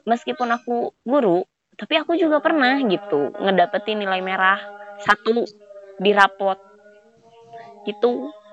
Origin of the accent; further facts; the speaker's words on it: West Java, Indonesia; Aku aja sebagai orang Sunda nggak bisa bahasa Sunda